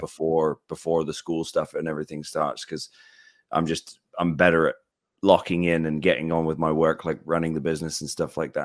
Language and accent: English; United Kingdom; I'm British